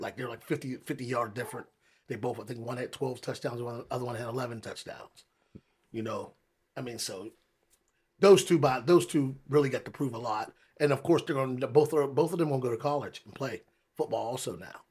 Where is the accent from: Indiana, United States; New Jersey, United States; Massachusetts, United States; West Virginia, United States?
West Virginia, United States; Wheeling; also born or lived in Oklahoma; I'm from Wheeling. I graduated from Wheeling Park High School in nineteen ninety-two